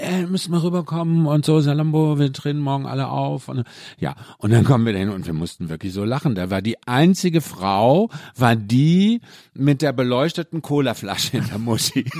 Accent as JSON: {"language": "German", "town": "Mülheim an der Ruhr", "region": "North Rhine-Westphalia", "country": "Germany", "tie": "born or raised there", "also_born_or_lived": "Cologne", "moved": "yes", "said": "bin aus dem Ruhrpott, also aus München. Müller am Ruhr"}